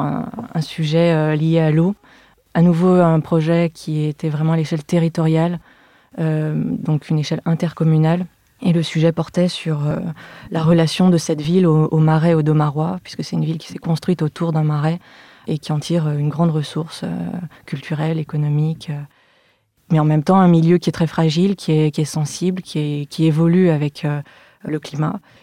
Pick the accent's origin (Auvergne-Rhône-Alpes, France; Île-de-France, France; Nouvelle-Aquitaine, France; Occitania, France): Auvergne-Rhône-Alpes, France; Lyon; je suis née et j'ai grandi à Lyon